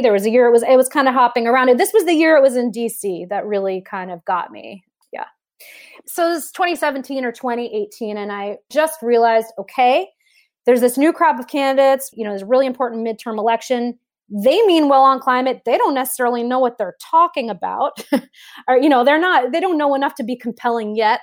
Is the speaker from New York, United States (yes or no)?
yes; New York City, New York, United States; I grew up in New York City. So I'm a, I'm a city kid